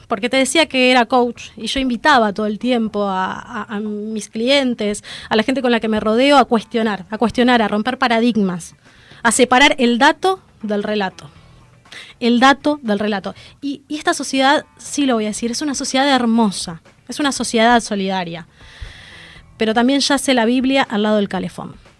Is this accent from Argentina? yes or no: yes; Argentina; como ciudadana argentina